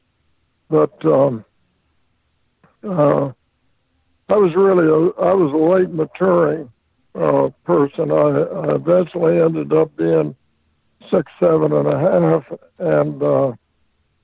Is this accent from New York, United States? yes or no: no; Monticello, Indiana, United States; I was born in Monticello, Indiana